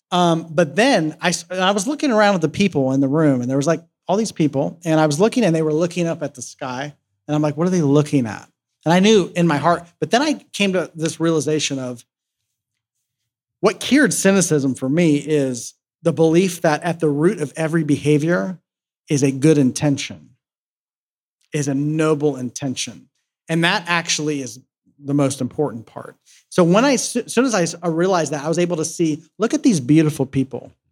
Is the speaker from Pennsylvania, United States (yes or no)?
no; Columbus, Ohio, United States; I was back in my hometown um, where I'm from in Columbus, Ohio